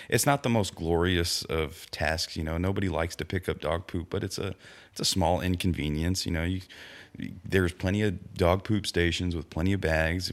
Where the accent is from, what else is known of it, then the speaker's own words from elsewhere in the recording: Victoria, Texas, United States; moved away; also born or lived in Cuero, Texas; I grew up in the Victoria area, you know, Cuero, Victoria, all that stuff, and that's right on the Guadalupe River.